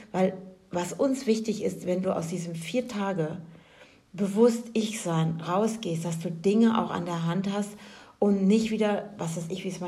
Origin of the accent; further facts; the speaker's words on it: Germany; ich als Deutsche